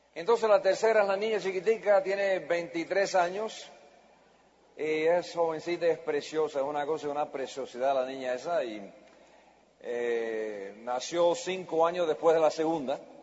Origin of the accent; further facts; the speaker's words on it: United States; Yo soy la primera generación americana